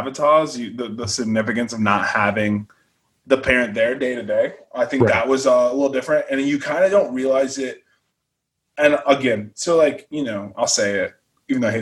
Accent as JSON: {"language": "English", "town": "Bremerton", "region": "Washington", "country": "United States", "tie": "born or raised there", "also_born_or_lived": "Guam / Hawaii", "moved": "yes", "said": "So I was born in Bremerton, but we only stayed there for about like a year and a half"}